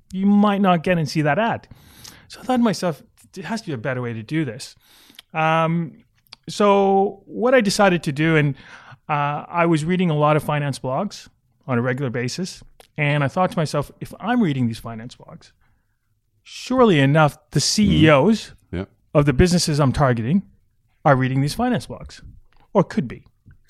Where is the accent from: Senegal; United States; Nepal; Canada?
Canada; now in Australia; I think I'm Canadian.